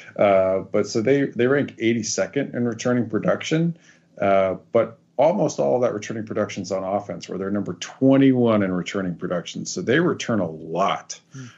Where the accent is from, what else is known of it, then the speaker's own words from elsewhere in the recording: Wyoming, United States; I'm from Wyoming.